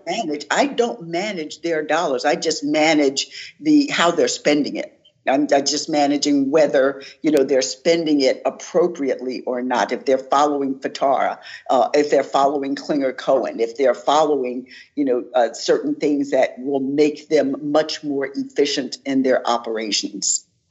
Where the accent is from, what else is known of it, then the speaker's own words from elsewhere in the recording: Philadelphia, Pennsylvania, United States; I'm from West Philadelphia